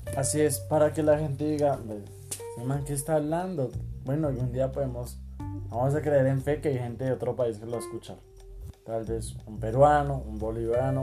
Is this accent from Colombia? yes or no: yes; Colombia; somos colombianos